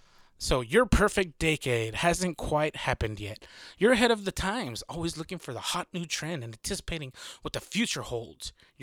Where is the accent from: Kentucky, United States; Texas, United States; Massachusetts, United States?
Texas, United States; I'm from Texas, so this is super common. I live in a city, not very rural part